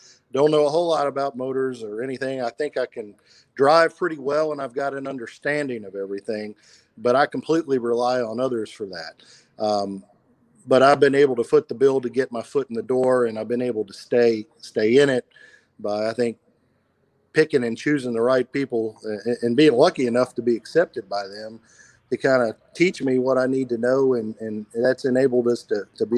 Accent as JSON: {"language": "English", "town": "Walton", "region": "Kentucky", "country": "United States", "tie": "born or raised there", "also_born_or_lived": "Louisville, Kentucky", "moved": "as an adult", "lives_now": "Memphis, United States", "said": "I'm originally from Walton, Kentucky, where I was born and raised."}